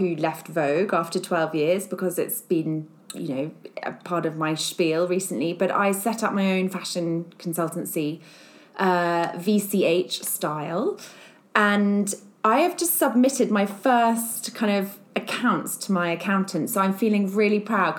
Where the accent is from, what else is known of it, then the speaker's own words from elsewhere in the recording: Surrey, South East England, United Kingdom; moved away as an adult; also born or lived in London; now in Berkshire, United Kingdom; my parents live in the family house that I grew up in Surrey